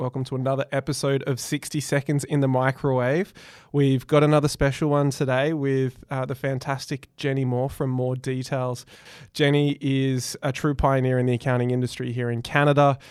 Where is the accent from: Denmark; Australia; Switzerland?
Australia; I am, in fact, Australian